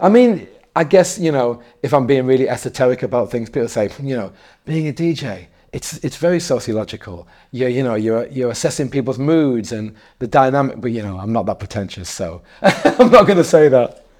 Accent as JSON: {"language": "English", "town": "Darlington", "region": "North East England", "country": "United Kingdom", "also_born_or_lived": "Newcastle / Leeds / Manchester", "moved": "yes", "lives_now": "London, United Kingdom", "said": "I'm originally from, from a small, uh, market town called Darlington"}